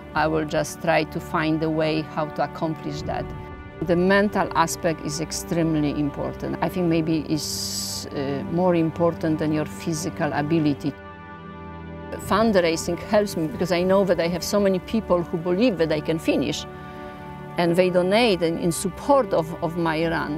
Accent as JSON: {"language": "English", "country": "Poland", "second_language": "English", "moved": "as an adult", "lives_now": "New York, United States", "said": "I am originally from Poland. I live in New York since 1990"}